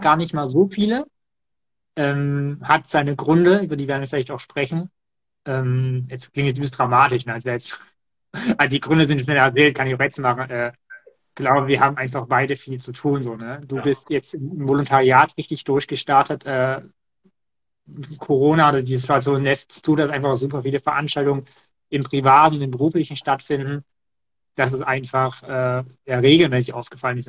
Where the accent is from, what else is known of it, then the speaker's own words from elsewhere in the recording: Erzgebirge, behind Chemnitz, Saxony, Germany; mein Heimatdorf liegt nicht so hoch. Also das Erzgebirge ist ja quasi auf deutscher Seite eher